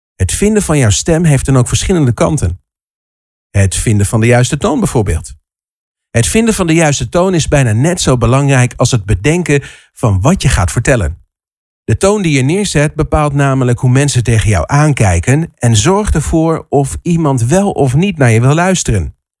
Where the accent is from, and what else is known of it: Netherlands